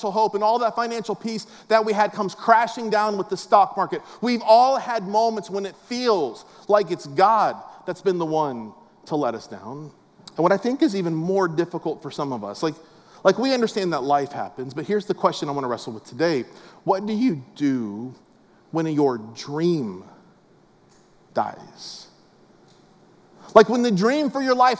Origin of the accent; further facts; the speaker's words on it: West Palm Beach, Florida, United States; I grew up in West Palm Beach, South Florida.